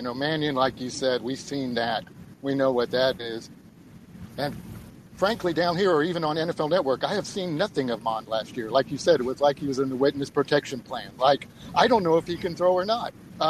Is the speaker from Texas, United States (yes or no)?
yes; San Antonio, Texas, United States; I was born here in San Antonio. Lived in Texas all my life